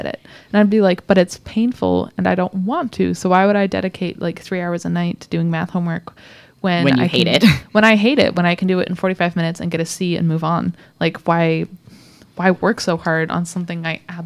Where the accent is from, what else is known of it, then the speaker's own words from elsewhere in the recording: Indiana, United States; accent: neutral American; moved away; also born or lived in Michigan / Seattle; I grew up in the Midwest, so Michigan, Indiana area, Indiana